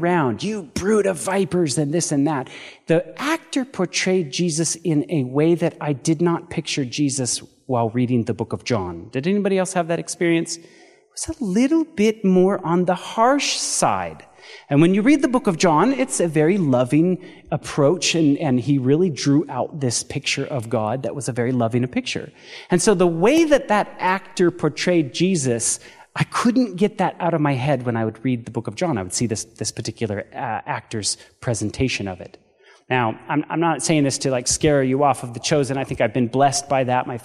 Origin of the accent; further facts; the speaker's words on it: Paradise, California, United States; moved away as an adult; now in Chattanooga, United States; Paradise, California, I don't know if you guys remember seeing in the news, that was actually my hometown